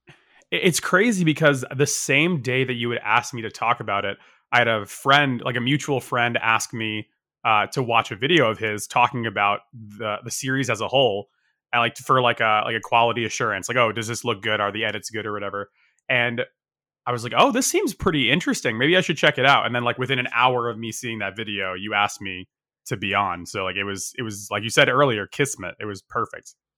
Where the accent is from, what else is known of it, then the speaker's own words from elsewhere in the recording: Northeast, United States; moved away as an adult; also born or lived in Japan; I, I grew up in the Northeast, like, i, in the U S